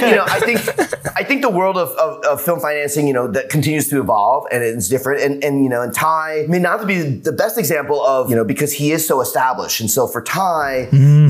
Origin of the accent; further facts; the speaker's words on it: New York, United States; now in Los Angeles, United States; I'm from New York and now living